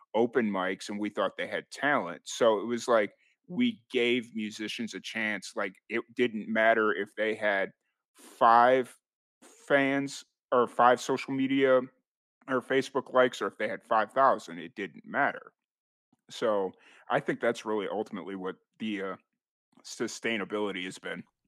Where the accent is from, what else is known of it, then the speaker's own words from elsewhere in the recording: Chicago, Illinois, United States; moved away as an adult; also born or lived in Roswell, New Mexico; I'm originally from Chicago, or the south side of Chicago.